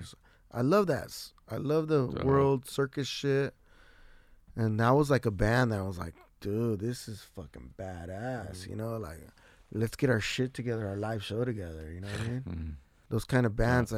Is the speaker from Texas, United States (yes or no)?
no; San Diego, California, United States; I'm from San Diego, wherever I'm at.